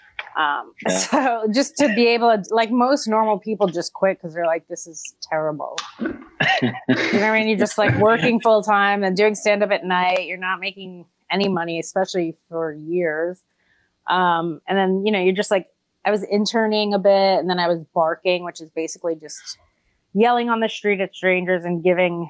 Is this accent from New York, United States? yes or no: yes; New York, United States; I'm from New York, so it's not like I had to move here and save a bunch of money. I've just been struggling in New York since I was born.